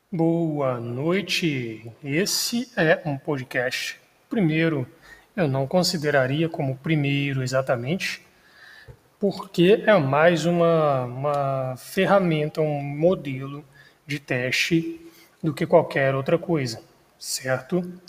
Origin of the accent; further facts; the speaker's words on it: Minas Gerais, Brazil; eu sou mineiro